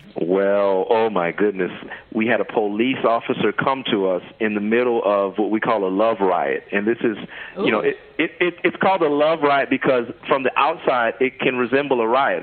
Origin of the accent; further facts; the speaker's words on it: Kenner, Louisiana, United States; moved away as an adult; also born or lived in New York; the thing that was interesting about growing up in Kenner is it's right outside of New Orleans